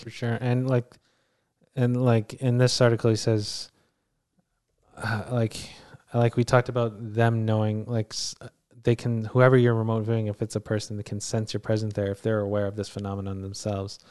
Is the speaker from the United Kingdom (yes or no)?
no; Canada; we're Canadian citizens